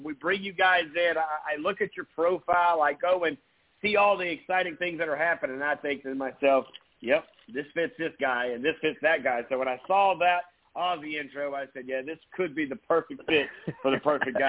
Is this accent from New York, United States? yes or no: no; Grand Strand, South Carolina, United States; I played against a lot of those teams growing up on the Grand Strand